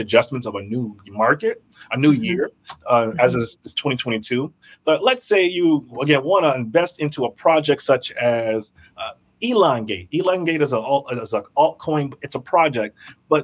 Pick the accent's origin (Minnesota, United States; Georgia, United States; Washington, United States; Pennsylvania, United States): Minnesota, United States; Burnsville; also born or lived in Memphis, Tennessee; I grew up in Burnsville, Minnesota.